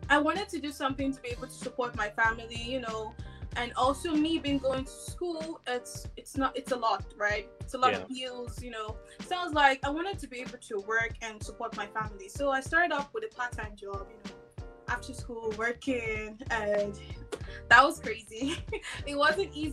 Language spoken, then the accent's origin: English; Nigeria; moved away as an adult; now in Montreal, Canada; I'm originally from Nigeria. I immigrated to Canada for over 4 years now.